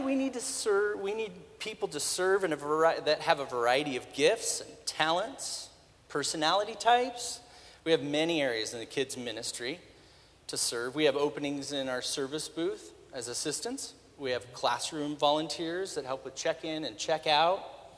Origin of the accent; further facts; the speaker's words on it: Spokane, Washington, United States; I was born and raised in Spokane